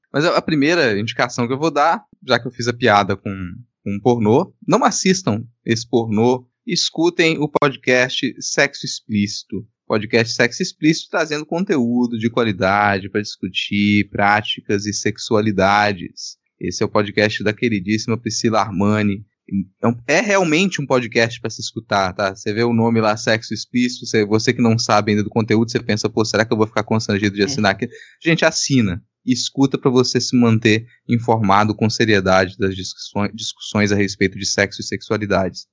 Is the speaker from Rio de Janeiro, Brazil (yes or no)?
no; Minas Gerais, Brazil; now in Espírito Santo, Brazil; eu sou de Minas Gerais, né, cara? É. Sou mineiro mora muito tempo no Espírito Santo, mas eu sou mineiro